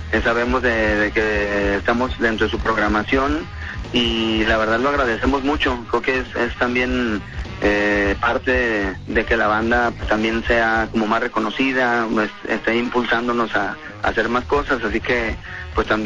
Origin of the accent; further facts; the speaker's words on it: Guadalajara, Jalisco, Mexico; Que somos siempre unos tapatíos.